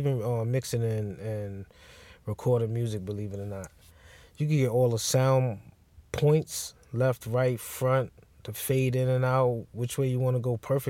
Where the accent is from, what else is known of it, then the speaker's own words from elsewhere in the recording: Bronx, New York, United States; Like, to me, as a kid growing up in the Bronx, I can't say anything about L.A. and California, any of that.